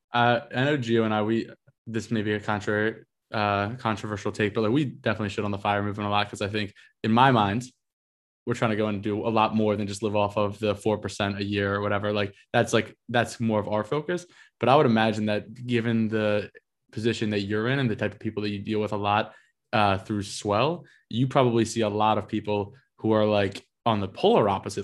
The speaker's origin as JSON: {"language": "English", "region": "Northeast", "country": "United States", "tie": "born or raised there", "also_born_or_lived": "Austin, Texas", "lives_now": "New York, United States", "said": "I grew up in the Northeast"}